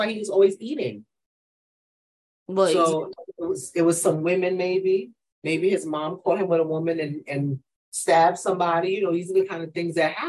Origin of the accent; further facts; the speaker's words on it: New York, United States; all she knows is I'm from New York.